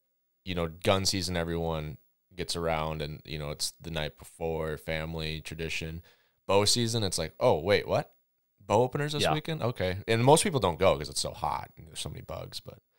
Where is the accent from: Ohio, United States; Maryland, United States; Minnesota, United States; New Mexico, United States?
Minnesota, United States; I grew up in Minnesota